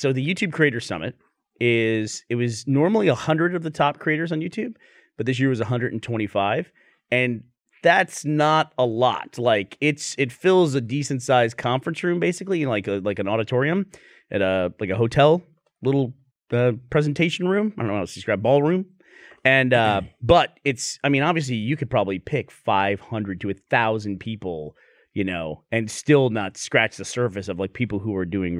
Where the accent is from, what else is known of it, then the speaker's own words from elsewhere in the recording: Australia; now in Houston, United States; Like, I'm from Australia via Houston.